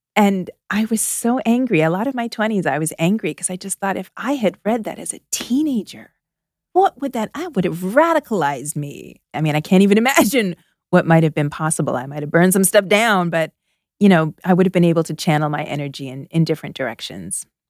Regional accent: outside of Toronto, Ontario, Canada; moved away as an adult; now in Philadelphia, United States; I spent my first 21 years in Canada. I'm Canadian. I grew up outside of Toronto.

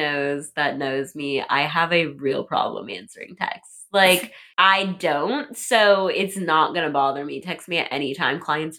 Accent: South Dakota, United States; moved away as an adult; now in Pittsburgh, United States; I'm from South Dakota

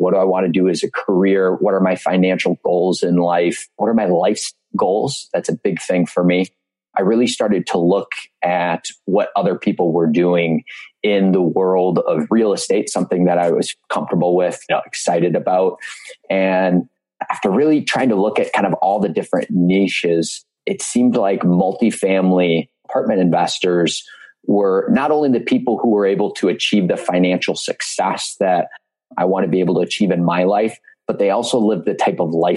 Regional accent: Marquette, Michigan, United States; as a kid growing up in Marquette, Michigan

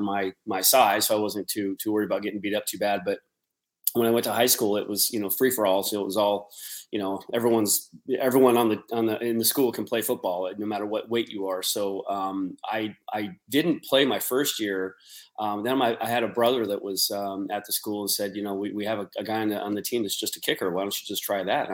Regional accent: Spokane, Washington, United States; my hometown of Spokane

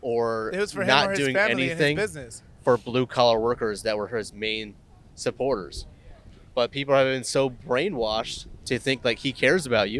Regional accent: United States; when I was growing up in America

